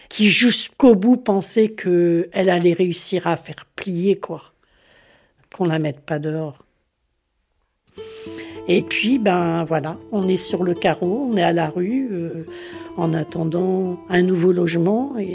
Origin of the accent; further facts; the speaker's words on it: Caen, Normandy, France; Je suis née ici, à Caen, il y a 68 ans maintenant. Ma famille est originaire de Bretagne. Ils ont quitté la Bretagne euh, après la guerre